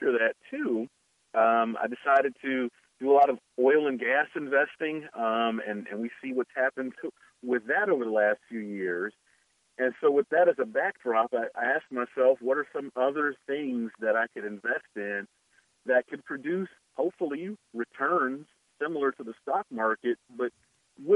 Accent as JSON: {"language": "English", "town": "Youngstown", "region": "Ohio", "country": "United States", "tie": "born or raised there", "also_born_or_lived": "southeast Georgia", "moved": "yes", "lives_now": "Georgia, United States", "said": "I'm originally from Youngstown, Ohio, grew up in steel country"}